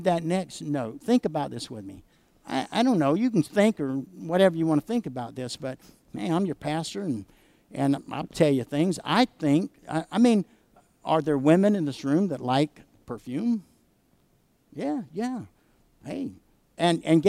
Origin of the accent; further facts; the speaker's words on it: the South, United States; I grew up in the South where oak trees grow